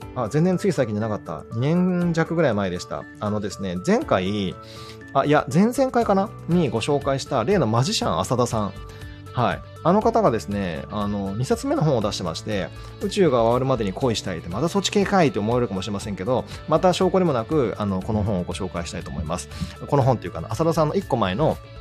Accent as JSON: {"language": "Japanese", "area": "Shikoku", "region": "Kagawa", "country": "Japan", "tie": "born or raised there", "said": "いわゆる地中海性気候と言われてる香川県出身、四国出身だから"}